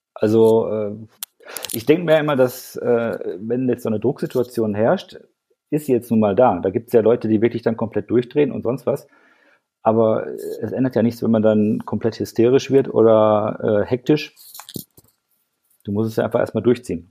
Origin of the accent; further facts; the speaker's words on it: Ruhr area, North Rhine-Westphalia, Germany; now in Frankfurt am Main, Germany; dass ich halt im Ruhrgebiet aufgewachsen bin